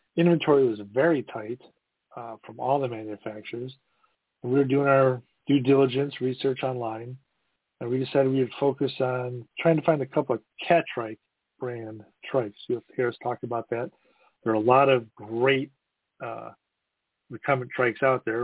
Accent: Midwest, United States; also born or lived in East Coast; I'm from the Midwest

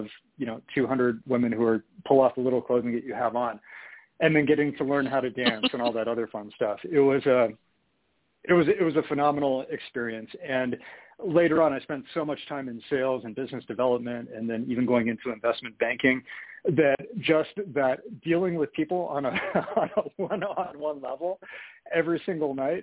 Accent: San Francisco, California, United States; also born or lived in Santa Monica, California; now in Salt Lake City, United States; I grew up in San Francisco

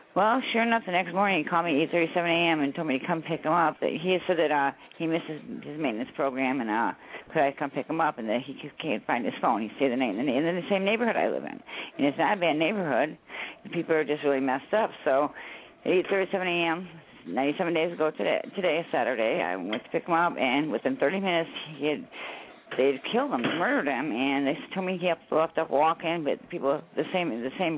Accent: Citrus County, Florida, United States; we're from Citrus County, Florida.

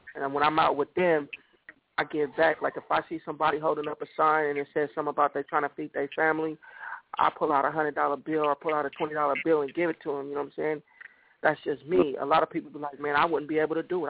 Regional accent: San Jose, California, United States; moved away; living in my hometown, San Jose, California

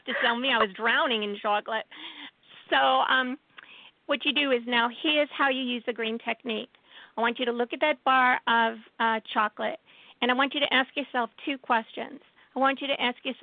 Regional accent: New York City, New York, United States; I'm a Jew from Brooklyn

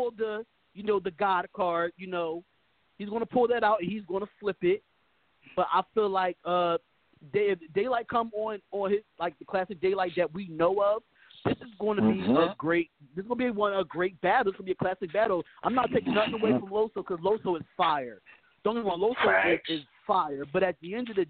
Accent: Philadelphia, Pennsylvania, United States; I'm from Philly. I live in Philly

